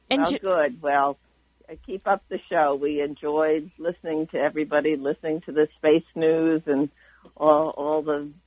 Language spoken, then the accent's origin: English; New Jersey, United States; also born or lived in Jensen Beach, Florida; We're from New Jersey also